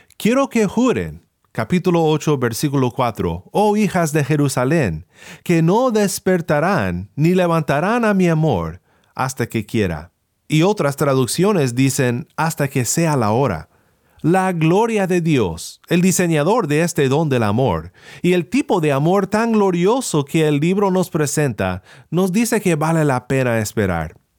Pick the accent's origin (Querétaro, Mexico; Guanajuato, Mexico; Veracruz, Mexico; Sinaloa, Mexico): Sinaloa, Mexico; mi pueblo en Sinaloa